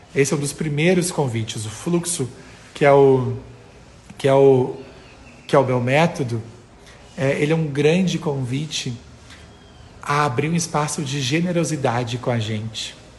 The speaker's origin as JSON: {"language": "Portuguese", "region": "interior of Rio Grande do Sul", "country": "Brazil", "said": "eu sou do interior do Rio Grande do Sul"}